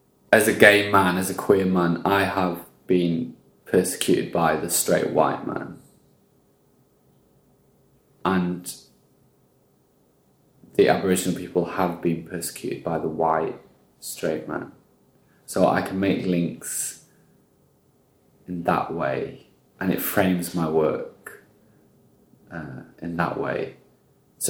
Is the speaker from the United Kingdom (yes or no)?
yes; Welsh, Wales, United Kingdom; now in Australia; I am Welsh